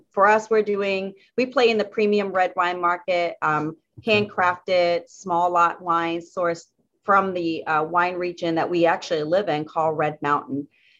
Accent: the Carolinas, United States; I'm from the Carolinas, and so North Carolina is a state that I ship to.

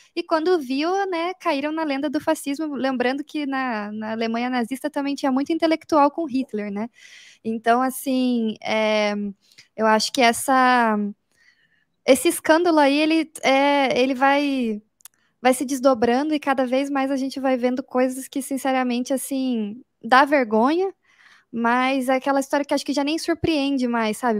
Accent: Curitiba, Paraná, Brazil; Eu, como boa curitibana

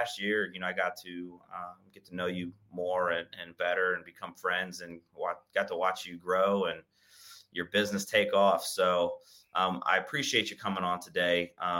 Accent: south of Youngstown, Northeast Ohio, United States; also born or lived in Madison, Ohio; I grew up south of Youngstown, right? In some small town that no one knows of.

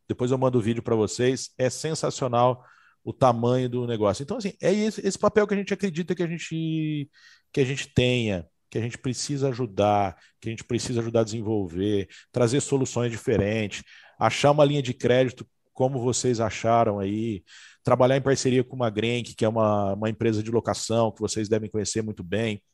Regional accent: São José do Rio Preto, São Paulo, Brazil; also born or lived in Santa Catarina; eu sou de Rio Preto, sou de São José do Rio Preto, estava morando em Santa Catarina e acreditei que para o meu negócio, seria muito melhor eu voltar para minhas raízes

